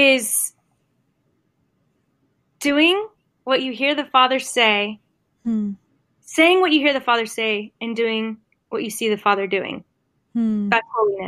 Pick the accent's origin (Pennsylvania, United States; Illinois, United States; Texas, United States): Texas, United States; Dallas-Fort Worth area; I live in Texas, born and raised in the Dallas-Fort Worth area.